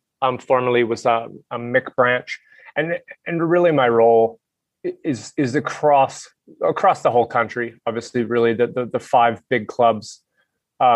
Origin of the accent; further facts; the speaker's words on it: Halifax, Nova Scotia, Canada; moved away as an adult; also born or lived in Whistler, Canada; now in Jindabyne, Australia; I grew up in Canada. I actually grew up on the East Coast, right on the Atlantic Ocean, in a small city called Halifax.